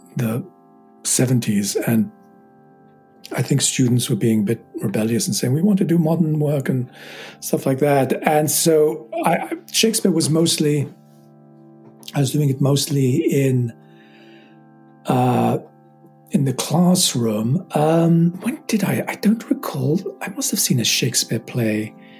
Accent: London, United Kingdom; as a teenager growing up in England and just you know I, we lived in London

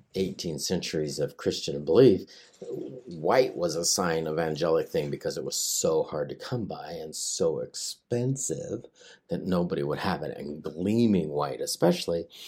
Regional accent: Hanford site, Washington, United States; I grew up at the in the shadow of the Hanford site, you know, I and I, I worked there for a long time

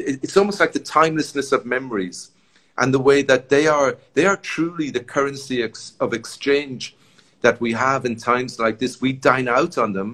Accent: Sligo, Connacht, Ireland; moved away as an adult; now in Mexico; I grew up in Sligo

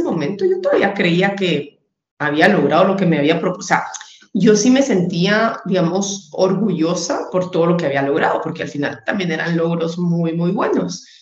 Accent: Guatemala; en Guatemala, que es donde vivo y de donde soy, eh, donde nací, y he vivido la mayor parte de mi vida

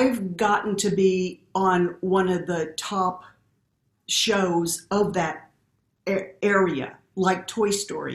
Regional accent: Midwest, United States; moved away; growing up in the Midwest

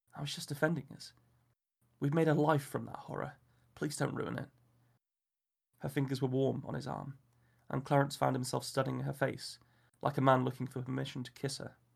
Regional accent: England, United Kingdom; as an Englishman

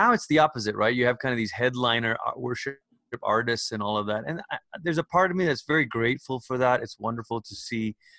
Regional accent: Malaysia; moved away as an adult; also born or lived in Portland, Oregon, United States / Oklahoma, United States; now in United States; I'm originally from Malaysia

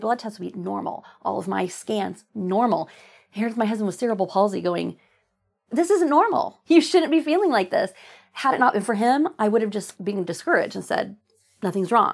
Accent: Oklahoma, United States; moved away as an adult; also born or lived in New England; I used to be embarrassed that I was from Oklahoma. It was the 90s when I was in high school

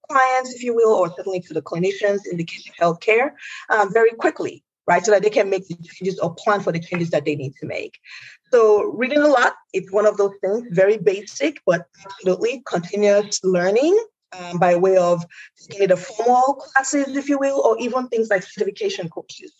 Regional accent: Nigeria; now in United States; I am an immigrant to the United States. And, I'm from Nigeria, which is a Western nation.

